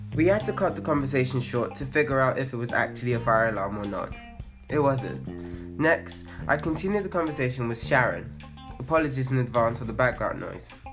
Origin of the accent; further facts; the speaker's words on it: Nigeria; as a Nigerian